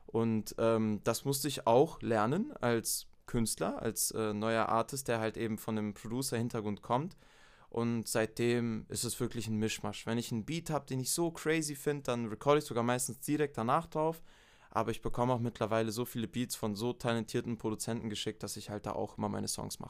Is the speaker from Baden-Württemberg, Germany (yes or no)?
yes; near Stuttgart, Baden-Württemberg, Germany; now in Munich, Germany; Ich bin ursprünglich in äh, der Nähe von Stuttgart geboren worden und seit zehn Jahren wohne ich jetzt in München, Bayern.